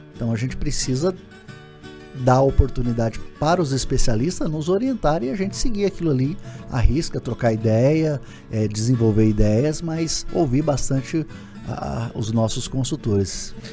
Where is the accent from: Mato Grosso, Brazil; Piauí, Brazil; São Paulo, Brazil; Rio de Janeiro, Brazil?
Mato Grosso, Brazil; Jauru; eu sou eu sou de Jauru, natural de Jauru, nasci em 1978